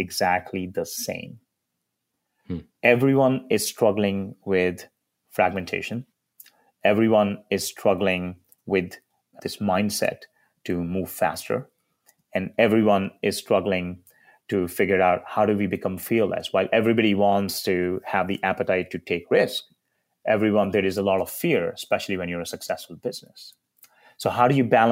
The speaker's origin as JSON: {"language": "English", "country": "India", "tie": "born or raised there", "moved": "yes", "lives_now": "United States", "said": "a kid growing up in India"}